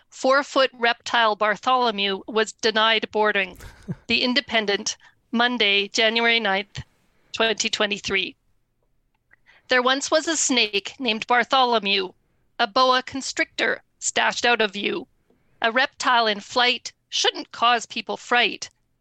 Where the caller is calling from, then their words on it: Ottawa, Ontario, Canada; I'm calling from Canada. I live in Ottawa, the national capital.